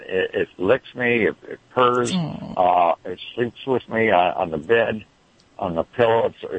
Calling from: Rowland Heights, California, United States; Well, right now I'm in Roland Heights.

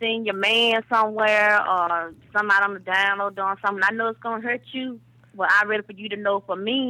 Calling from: Mayville, Alabama, United States; I'm calling from Mayville, Alabama.

